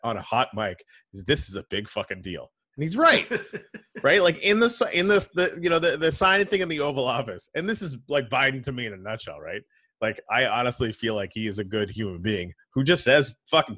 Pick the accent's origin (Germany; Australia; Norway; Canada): Canada; moved away as an adult; now in United States; as a Canadian